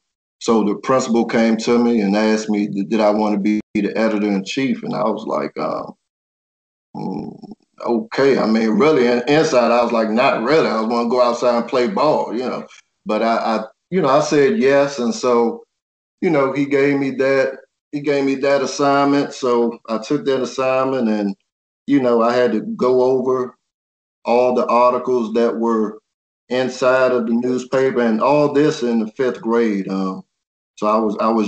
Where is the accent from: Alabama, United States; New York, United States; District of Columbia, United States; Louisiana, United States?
District of Columbia, United States; Washington; I grew up in Uptown, Washington, D.C., and it was a rough area up there